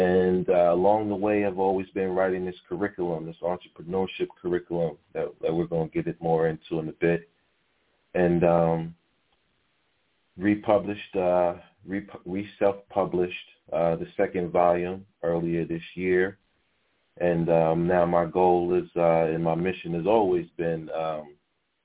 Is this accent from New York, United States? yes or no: yes; New York City, New York, United States; I'm from Harlem. I was born in Harlem Hospital